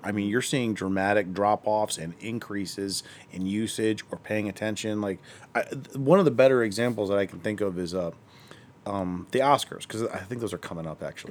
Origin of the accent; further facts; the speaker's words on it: Akron, Ohio, United States; I'm from Akron